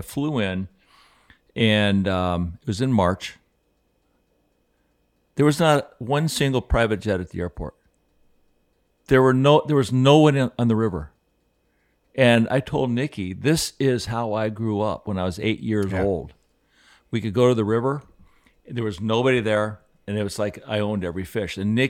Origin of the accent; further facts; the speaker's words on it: Aspen, Colorado, United States; he had a chance to see what I saw when I grew up in Aspen.